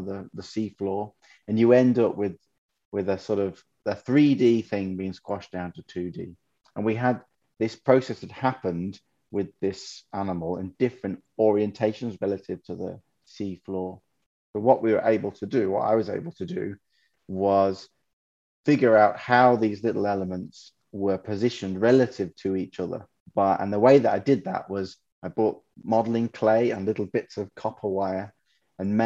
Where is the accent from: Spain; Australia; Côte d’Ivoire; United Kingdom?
United Kingdom; Black Country, West Midlands; accent: Black Country; now in Oxford, United Kingdom; you may detect from my accent that I'm from the West Midlands, more specifically the Black Country